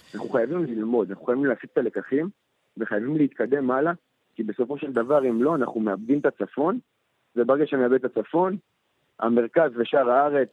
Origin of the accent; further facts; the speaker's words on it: Kiryat Shmona, Northern District, Israel; moved away as an adult; now in Herzliya, Israel; אני כל החיים חייתי בקריית שמונה, גדלתי שם